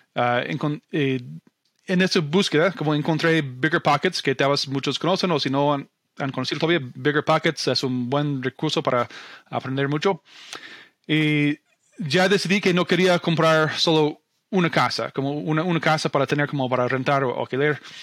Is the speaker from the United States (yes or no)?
yes; Omaha, Nebraska, United States; Spanish is a second language; moved away as an adult; also born or lived in Argentina; now in Idaho Falls, United States; Yo estudié y viví la mayor parte de mi vida en, ah, bueno, alrededor de Omaha, Nebraska